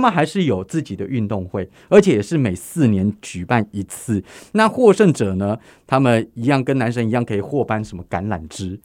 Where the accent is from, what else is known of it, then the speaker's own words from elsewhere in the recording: Taiwan; 身为台湾人的我